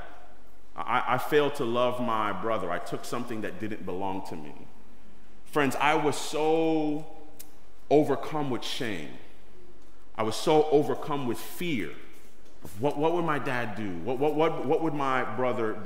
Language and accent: English; New York City, New York, United States; I grew up in East New York, Brooklyn, and as a New Yorker